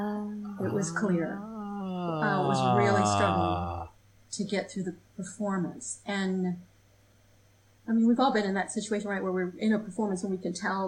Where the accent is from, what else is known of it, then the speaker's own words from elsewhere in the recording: Michigan, United States; moved away as an adult; also born or lived in Portland, Maine; I grew up in Michigan